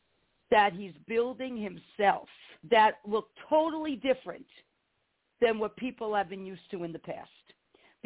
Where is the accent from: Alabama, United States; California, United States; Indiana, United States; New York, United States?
New York, United States; New York City; moved away; I'm an Italian girl. I was born in the Bronx, New York. You know, I was raised down there part of my life